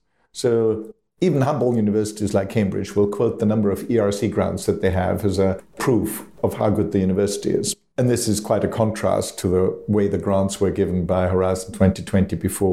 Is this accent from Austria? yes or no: yes; Austria; now in United Kingdom; back in my home country of Austria.